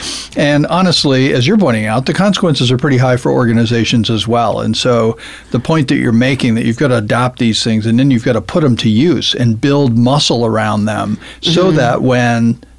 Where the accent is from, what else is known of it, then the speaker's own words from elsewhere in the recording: Zambia; I grew up in Zambia as a missionary kid. My parents were missionaries, and I went to a British boarding school growing up.